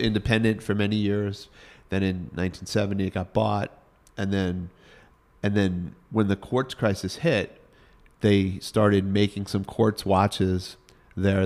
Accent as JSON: {"language": "English", "town": "Congers", "region": "New York", "country": "United States", "tie": "born or raised there", "accent": "Northeast", "moved": "as an adult", "lives_now": "Connecticut, United States", "said": "I grew up in basically suburban New York City. I grew up in Rockland County"}